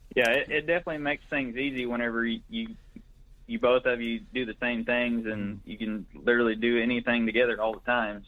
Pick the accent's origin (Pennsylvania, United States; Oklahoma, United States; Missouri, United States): Oklahoma, United States; Greenfield; also born or lived in Watonga, Oklahoma; I'm originally from Blaine County. That's in the northwest part of the state, about 60 miles northwest of Oklahoma City, mm-hmm. a little town called Greenfield. Went to high school in Watonga